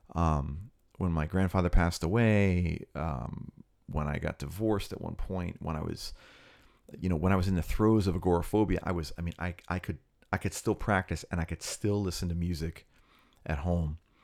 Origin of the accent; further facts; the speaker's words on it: Cherry Hill, New Jersey, United States; I grew up in the Philly area, uh, Philadelphia, ten, like ten minutes out in Cherry Hill